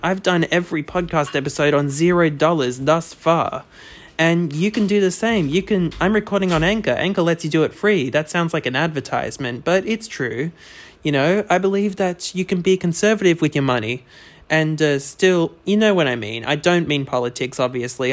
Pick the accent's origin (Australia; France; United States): Australia; as an Australian